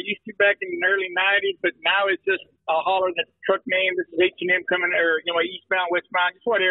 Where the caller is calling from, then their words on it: Pocahontas, Arkansas, United States; East of, I'm looking at a sign, Pocahontas, Arkansas.